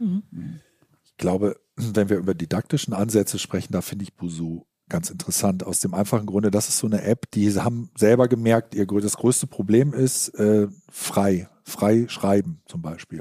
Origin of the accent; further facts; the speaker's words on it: Germany; Als Deutscher